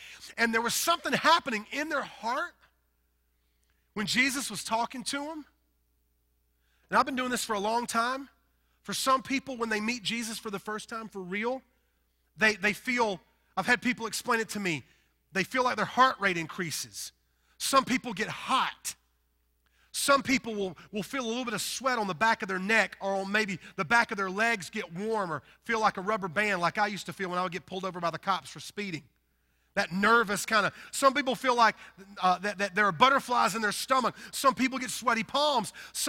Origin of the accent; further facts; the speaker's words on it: the South, United States; accent: Southern; Now listen, I'm a southern boy. You could probably tell by my accent. I am from the deep south, and I love the south.